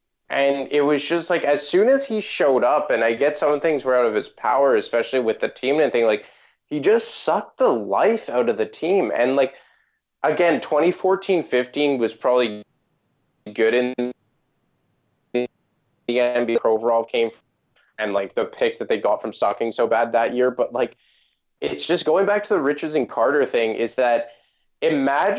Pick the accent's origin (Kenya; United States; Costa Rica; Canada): Canada; I'm Canadian